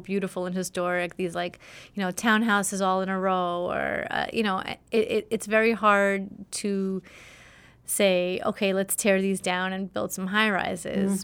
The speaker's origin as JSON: {"language": "English", "town": "New York City", "region": "New York", "country": "United States", "tie": "born or raised there", "also_born_or_lived": "Soviet Union", "said": "I grew up in Flatbush, Brooklyn"}